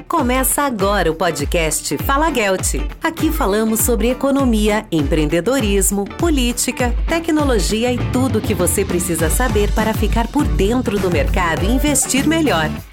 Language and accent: Portuguese; Rio de Janeiro, Brazil; sou carioca, né? Então estudei engenharia química aí na Federal do Rio de Janeiro